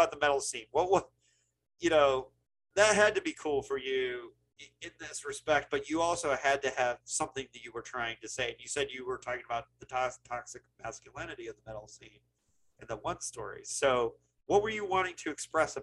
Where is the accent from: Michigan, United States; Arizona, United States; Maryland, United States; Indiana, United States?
Indiana, United States; Bloomington; I grew up in Indiana